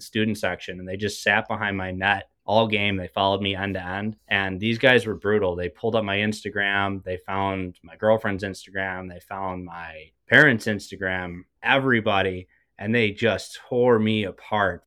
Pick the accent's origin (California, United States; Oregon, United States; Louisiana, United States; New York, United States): New York, United States; Buffalo; I'm from Buffalo. I played locally for a bit